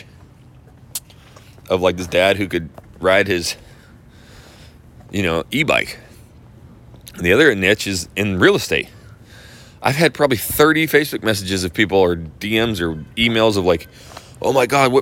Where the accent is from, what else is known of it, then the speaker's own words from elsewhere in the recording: Idaho, United States; now in Texas, United States; I'm from Idaho